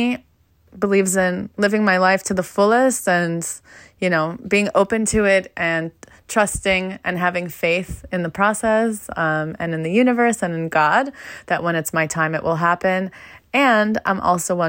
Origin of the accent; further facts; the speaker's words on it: Fair Lawn, New Jersey, United States; moved away as an adult; also born or lived in Philadelphia, Pennsylvania; I'm originally from Fairlawn, New Jersey